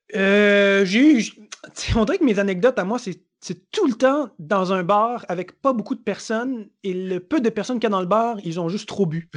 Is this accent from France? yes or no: no; Montreal, Quebec, Canada; je viens de Montréal, Montréal, c'est chez moi.